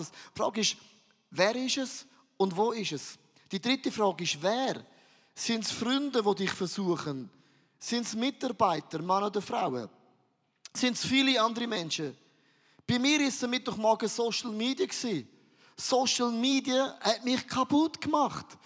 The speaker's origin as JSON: {"language": "German", "region": "Valais", "country": "Switzerland", "said": "Aber ich bin ein Walliser."}